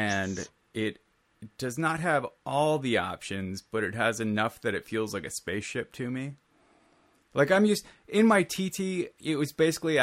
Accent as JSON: {"language": "English", "region": "Minnesota", "country": "United States", "said": "I am from Minnesota"}